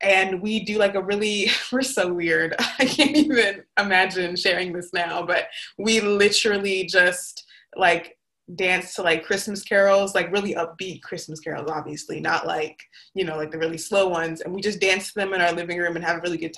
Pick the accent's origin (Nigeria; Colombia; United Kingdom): Nigeria; So I'm Nigerian. My parents are from Nigeria.